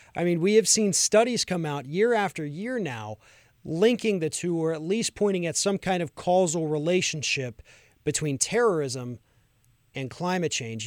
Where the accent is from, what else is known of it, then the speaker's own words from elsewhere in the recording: Florida, United States; my home state of Florida